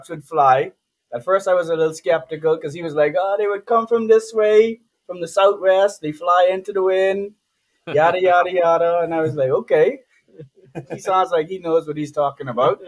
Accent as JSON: {"language": "English", "town": "Nassau", "region": "New Providence", "country": "Bahamas", "tie": "born or raised there", "also_born_or_lived": "Freeport, Bahamas", "said": "I'm also from Freeport as well, but I grew up mostly in Nassau, which is the capital of the Bahamas, New Providence."}